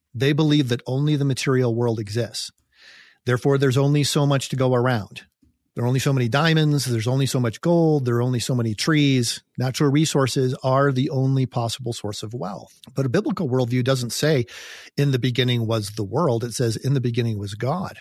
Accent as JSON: {"language": "English", "country": "United States", "said": "as an American"}